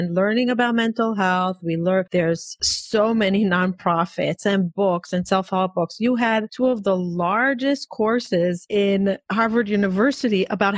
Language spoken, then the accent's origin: English; Israel; growing up in Israel